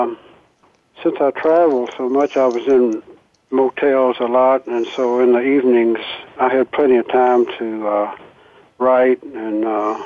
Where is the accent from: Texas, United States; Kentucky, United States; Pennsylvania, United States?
Kentucky, United States; Cynthiana; I grew up there. I grew up in Cynthiana